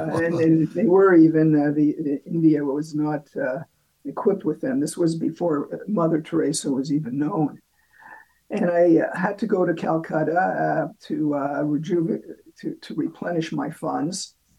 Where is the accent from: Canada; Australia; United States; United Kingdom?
Canada; But they advised me to go to the British consulate because, as a Canadian, I'm a subject of the British Empire.